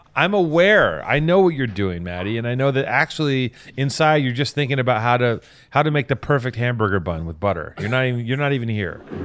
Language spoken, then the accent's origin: English; United States; as an American